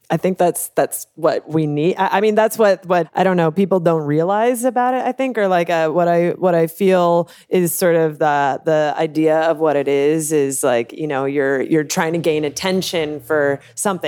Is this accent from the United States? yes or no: yes; Los Angeles, California, United States; moved away as an adult; now in New York, United States; I'm from uh, Van Nuys, California. Oh, it's in yeah. the Valley